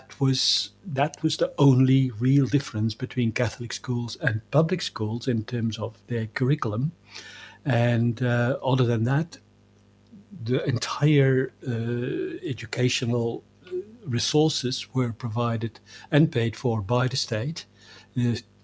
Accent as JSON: {"language": "English", "country": "Belgium", "tie": "born or raised there", "moved": "yes", "said": "I grew up in Belgium"}